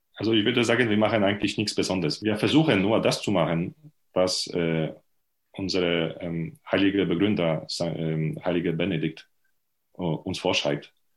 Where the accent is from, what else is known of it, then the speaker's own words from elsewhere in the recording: Lubań, Lower Silesian Voivodeship, Poland; German is a second language; moved away as an adult; also born or lived in Leipzig / Heidelberg; Ich bin Pole. Und zwar äh, bin geboren und habe gewohnt in äh, sehr nah von der deutschen Grenze